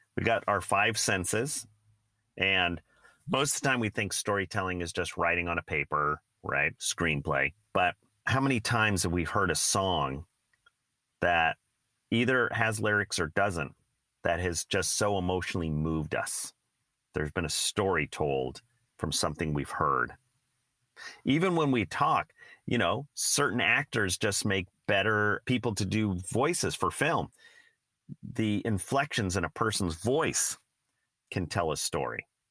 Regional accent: San Francisco Bay Area, California, United States; Steve and I both grew up in the Bay Area.

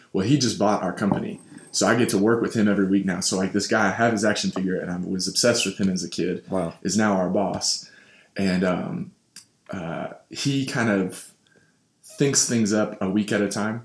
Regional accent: Louisville, Kentucky, United States; I am from Louisville, Kentucky

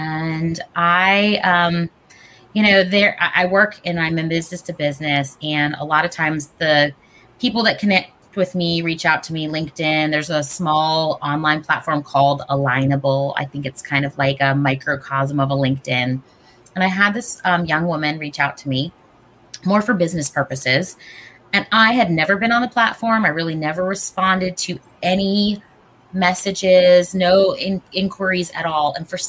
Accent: Southern US, United States; I was raised obviously here in the South, and I was raised Jewish and, very, very small community, especially in the South growing up.

